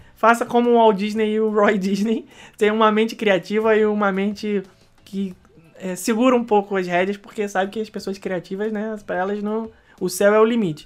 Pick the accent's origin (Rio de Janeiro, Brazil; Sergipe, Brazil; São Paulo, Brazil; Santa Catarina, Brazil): Rio de Janeiro, Brazil; now in Orlando, United States; eu sou nascido, criado, Rebeca também, no Rio de Janeiro